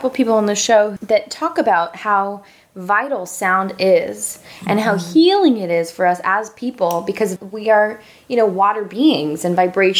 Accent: United States; we're both American.

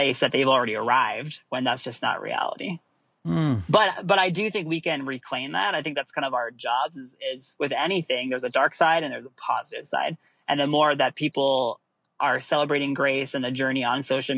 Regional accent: Russia; now in Washington, D.C., United States; my environment growing up in Russia

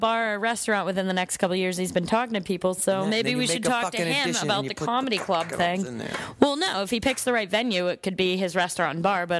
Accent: Wakefield, Massachusetts, United States; because I'm from Wakefield

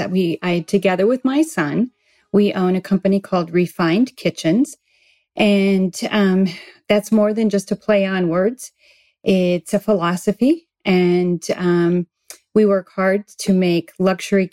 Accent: Midwest, United States; moved away as an adult; also born or lived in Arizona; now in San Diego, United States; I was raised in the Midwest on a farm

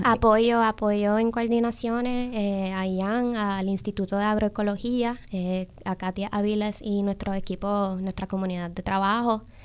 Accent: New York, United States; yo nací en Nueva York, en el Bronx

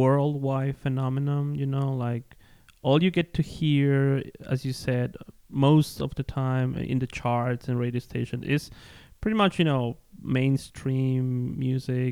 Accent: Ecuador; I am from Ecuador too

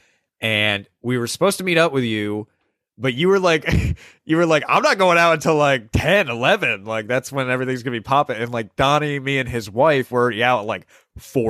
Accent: New Jersey, United States; I'm from New Jersey

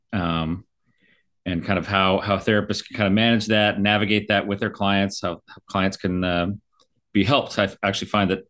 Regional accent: Sierra Madre, California, United States; it's actually Sierra Madre

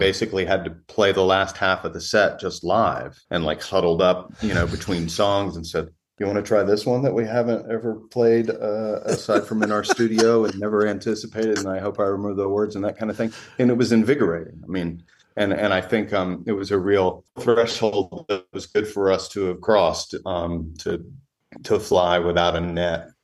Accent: Raleigh, North Carolina, United States; moved away as an adult; also born or lived in New York / Los Angeles; now in Western North Carolina, United States; I grew up in Raleigh for the most part, in Raleigh, North Carolina, right in the middle of the state

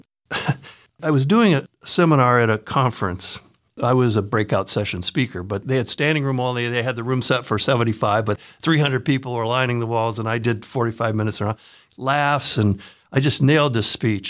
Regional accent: Newark, Ohio, United States; moved away as an adult; also born or lived in Cleveland area, Ohio / Madison, Wisconsin; I grew up in Newark, Ohio

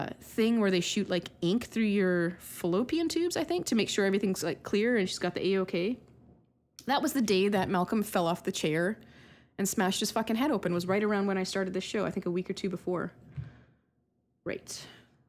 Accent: Canada; I'm Canadian

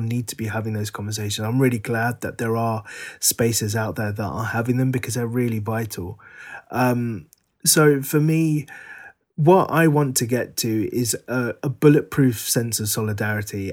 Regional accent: London, United Kingdom; the Sri Lankan community in Northwest London where we were growing up

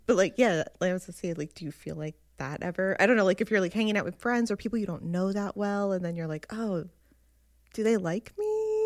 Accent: New Jersey, United States; I grew up in North Jersey

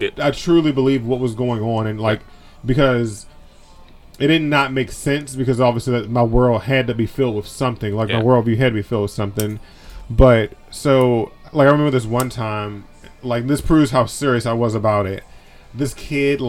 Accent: Maryland, United States; I grew up in Maryland

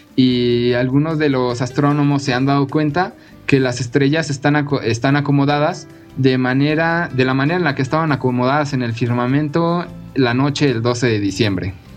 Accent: Mexico; los mexicanos

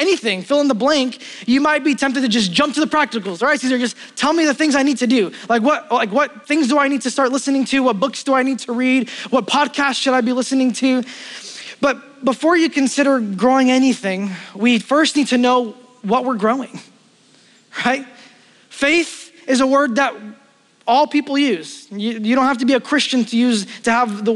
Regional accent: New York City, New York, United States; I grew up in Brooklyn

